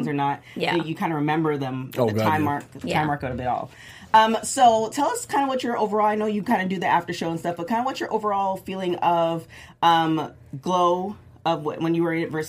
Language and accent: English; Canada; Growing up in Canada